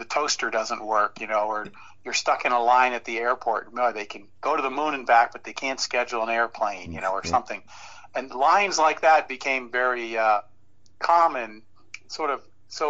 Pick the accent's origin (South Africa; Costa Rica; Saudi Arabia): Saudi Arabia; moved away; I was growing up in Saudi Arabia, so I wasn't watching Jackie Gleason.